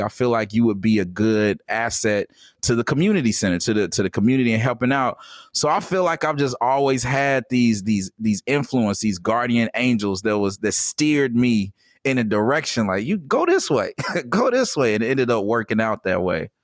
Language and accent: English; Gary, Indiana, United States; I was born in Gary, Indiana